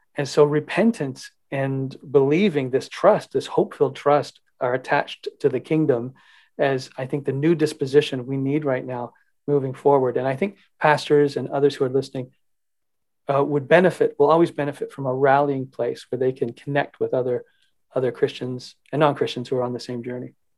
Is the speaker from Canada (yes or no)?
yes; Canada; as Canadian citizens